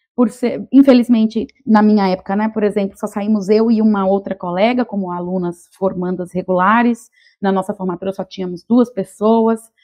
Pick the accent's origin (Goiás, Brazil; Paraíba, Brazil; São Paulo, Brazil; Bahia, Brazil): Bahia, Brazil; Vitória da Conquista; moved away; also born or lived in Rio Grande do Sul; Vitória da Conquista, que é a cidade onde eu nasci